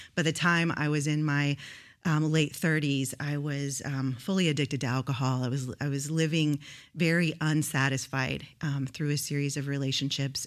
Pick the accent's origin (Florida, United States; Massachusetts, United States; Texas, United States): Texas, United States; Houston; moved away as an adult; now in Rio Grande Valley, United States; I grew up in Houston, Houston, Texas, but I moved to the Rio Grande Valley when I was about twenty-three